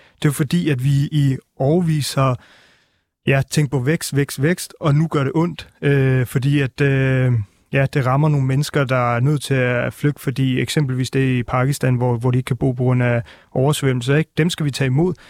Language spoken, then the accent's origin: Danish; Albertslund, Capital Region of Denmark, Denmark; also born or lived in Northern India; jeg er jo selv fra Albertslund af